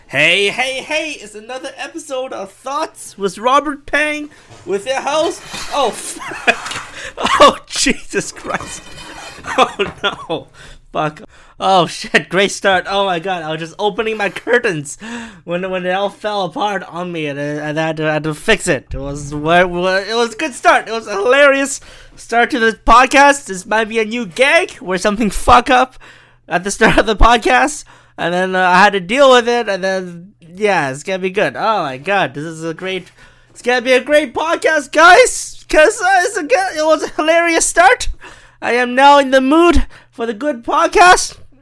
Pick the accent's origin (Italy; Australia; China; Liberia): China; I'm from China